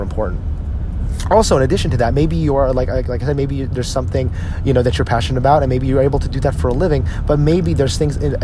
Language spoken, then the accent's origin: English; New Jersey, United States; When we grew up in New Jersey